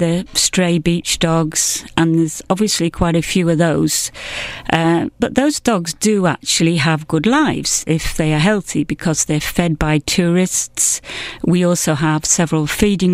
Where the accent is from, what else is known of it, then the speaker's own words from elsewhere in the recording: Yorkshire and the Humber, United Kingdom; moved away as an adult; now in St. Lucia; I'm from the North Yorkshire area of England